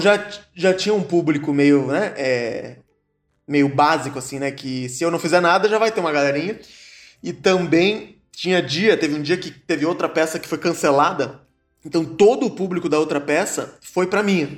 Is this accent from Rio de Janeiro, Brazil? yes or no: no; Joinville, Santa Catarina, Brazil; also born or lived in Caxias do Sul; now in São Paulo, Brazil; eu comecei a fazer teatro em Joinville, né? Eu nasci em Joinville